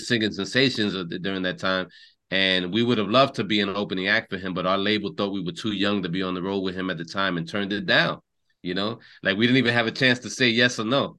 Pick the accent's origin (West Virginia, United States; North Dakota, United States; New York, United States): New York, United States; parents are both born, raised in Puerto Rico, and and you know we we grew up in New York, so we consider ourselves New Yorkers